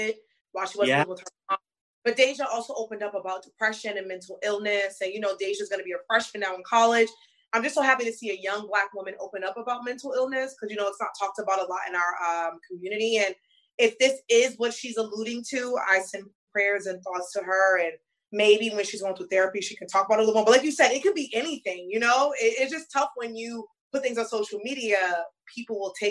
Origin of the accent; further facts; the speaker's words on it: New York, United States; I'm from New York